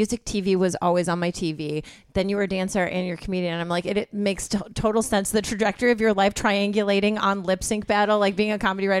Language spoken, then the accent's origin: English; southwest suburbs of Chicago, near Joliet, Illinois, United States; I'm from the suburbs, but I lived in Chicago.